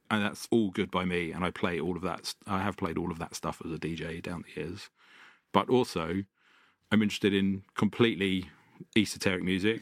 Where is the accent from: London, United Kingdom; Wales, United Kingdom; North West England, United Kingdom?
London, United Kingdom; I grew up in North London and in a quite a musical family.